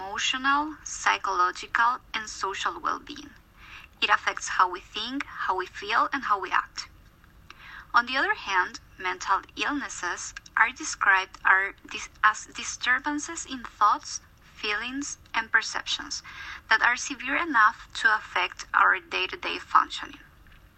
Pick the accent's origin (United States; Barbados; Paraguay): Paraguay; moved away as an adult; now in Toronto, Canada; I'm from Paraguay, South America